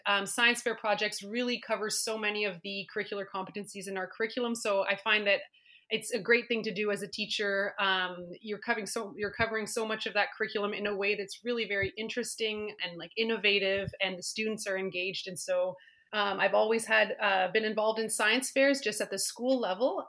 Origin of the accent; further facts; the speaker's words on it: Ottawa, Ontario, Canada; also born or lived in Yukon; now in Whitehorse, Canada; I was involved growing up in Ottawa